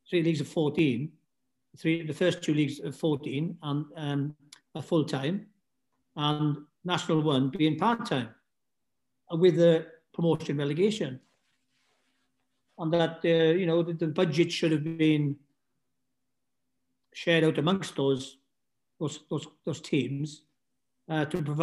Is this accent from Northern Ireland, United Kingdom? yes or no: no; Wales, United Kingdom; I'm a Welshman at the end of the day.